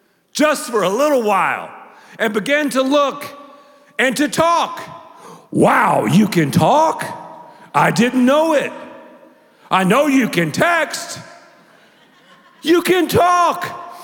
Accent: the South, United States; do not go on social media, I'm from the South, and tell her that I blew my nose during the message.

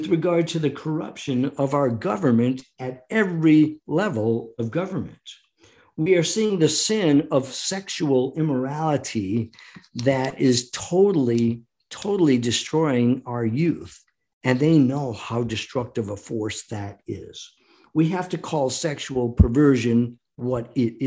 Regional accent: United States; we, the American people

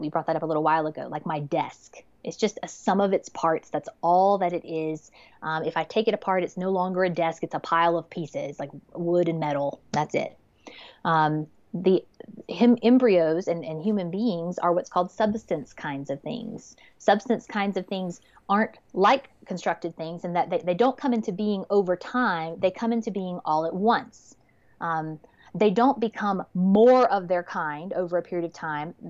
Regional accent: Georgia, United States; I'm from Georgia

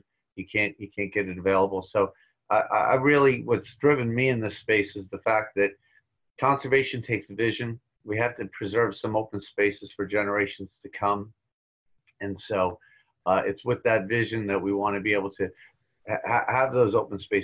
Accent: Long Island, New York, United States; I grew up on Long Island

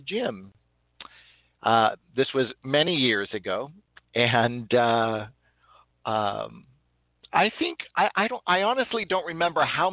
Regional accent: California, United States; I'm from California

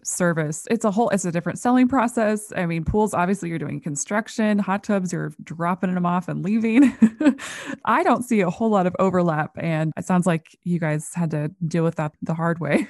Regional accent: North Dakota, United States; I grew up in North Dakota

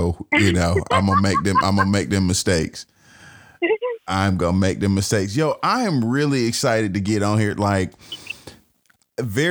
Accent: Atlanta, Georgia, United States; born and raised in Atlanta in Georgia, but I'm a part of the Alabama chapter.

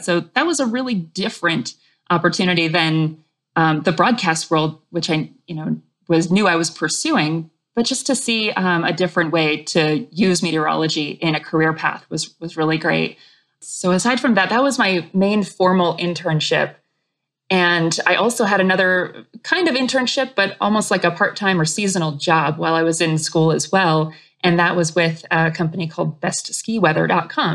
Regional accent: New England, Vermont, United States; growing up in New England, in Vermont

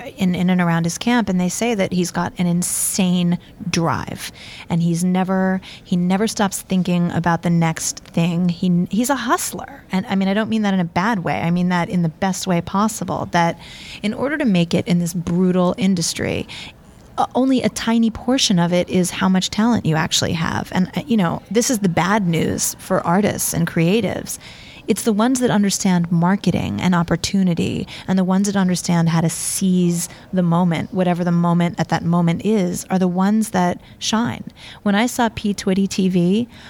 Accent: New York City, New York, United States; I'm born and raised in New York City, so my roots are definitely in the ska, punk, rock

